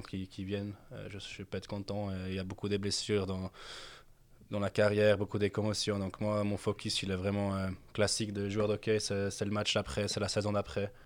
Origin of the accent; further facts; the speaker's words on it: Zurich, Switzerland; moved away as an adult; also born or lived in London; now in Lausanne, Switzerland; je suis né à Londres, après, j'ai grandi à Zurich après, de Zurich